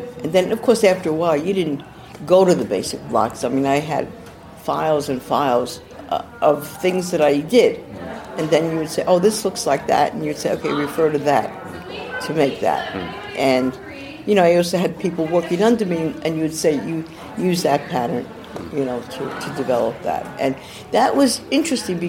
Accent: New York City, New York, United States; also born or lived in Manhattan / New Jersey / Los Angeles; now in City Island, United States; I grew up in Brooklyn, then Manhattan, then went to New Jersey, then went to California, Los Angeles area, and stayed in California for 30 years

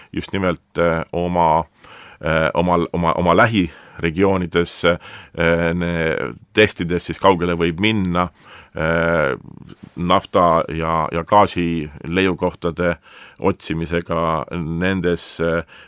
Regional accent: Estonia; kui me siin oleme Eestis

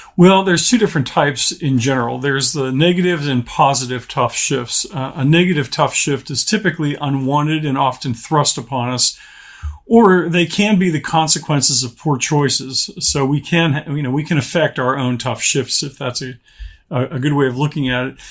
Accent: Pittsburgh, Pennsylvania, United States; moved away as an adult; also born or lived in Charlottesville, Virginia; now in Orlando, United States; I grew up in the Pittsburgh, Pennsylvania area.

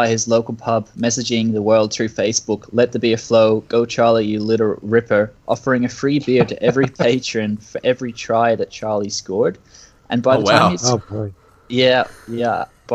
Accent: Queensland, Australia; As a Queenslander

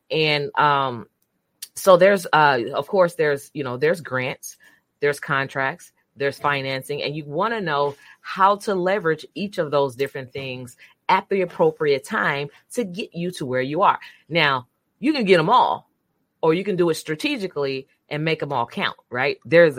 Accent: Brundage, Alabama, United States; So, David, I am from Brundage, Alabama.

